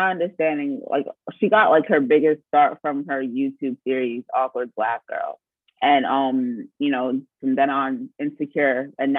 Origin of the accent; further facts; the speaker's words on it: Nigeria; I was pre-med because, like I said, I'm Nigerian. And when you're Nigerian, all you can be is a doctor or a lawyer.